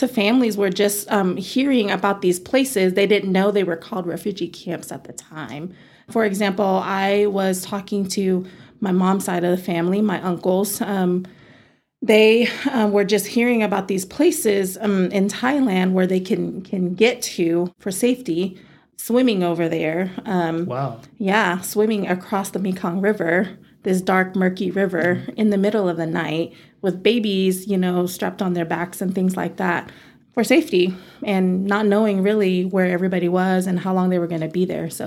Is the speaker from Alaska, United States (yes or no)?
no; Amarillo, Texas, United States; I kind of feel like I'm Texan. Yeah. I'm an Amarilloan because this is all that I know.